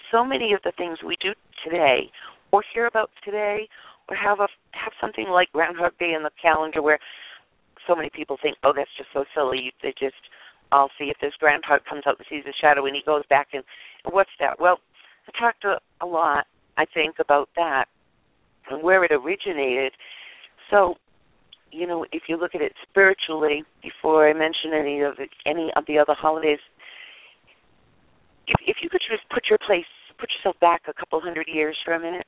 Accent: United States; I'm an American. I was born here. My people come from Scandinavia

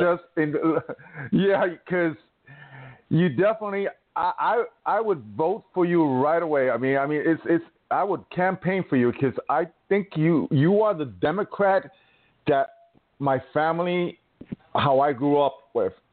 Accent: New York, United States; my home state

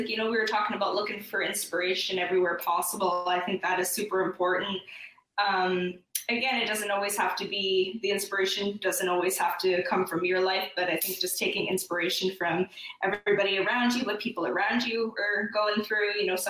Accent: Canada; I feel like I feel like because I'm from Canada, I have to call it New Orleans.

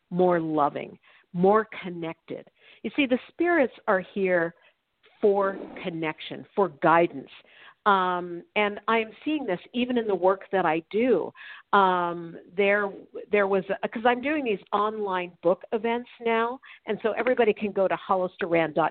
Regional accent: New York, United States; now in Los Angeles, United States; I'm also originally from New York

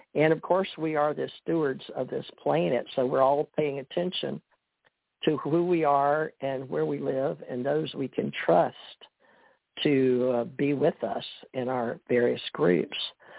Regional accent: Monroe, Louisiana, United States; born there; that's how I was born in Monroe, Louisiana

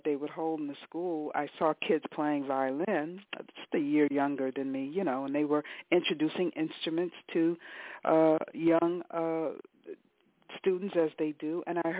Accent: Detroit, Michigan, United States; I came to music as a child growing up in Detroit

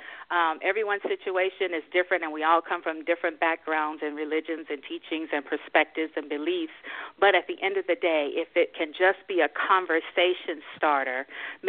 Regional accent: Springfield, Tennessee, United States; I was born and raised in a little town called Springfield, Tennessee

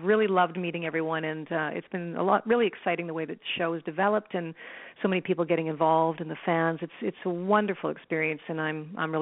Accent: Toronto, Ontario, Canada; moved away as an adult; now in Vancouver, Canada; I'm born and bred in Toronto, but I managed to get myself a job out here in Vancouver, BC, where I am now

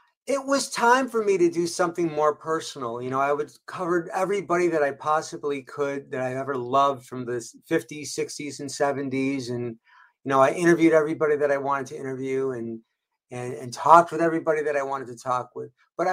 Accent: Rochester, New York, United States; But The 12 Best Secrets of Christmas is about my time growing up in Rochester, New York, in a beautiful Italian family, big Italian family.

